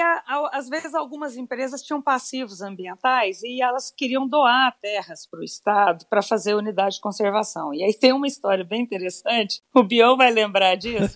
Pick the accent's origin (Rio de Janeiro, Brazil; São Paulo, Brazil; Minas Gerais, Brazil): Minas Gerais, Brazil; Matutina; moved away; also born or lived in Divinópolis; sou mineira de Divinópolis. Divinópolis. Nasci lá, mas fui criada em Matutina, que é uma cidade bem pequenininha, que fica no Alto Paranaíba, pro lado de Patos de Minas